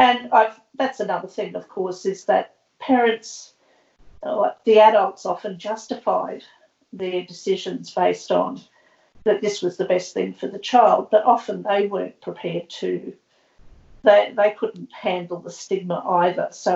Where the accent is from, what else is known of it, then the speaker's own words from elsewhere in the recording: Brisbane, Queensland, Australia; I was born in 1953 in Brisbane at the beginnings of the forced adoption era, when practices really started to ramp up and increase. I grew up in a working class family here